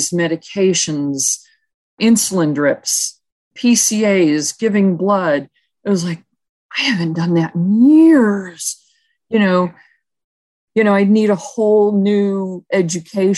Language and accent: English; Buffalo, New York, United States; moved away; also born or lived in Tucson, Arizona; I'm from Buffalo, New York, and my family's there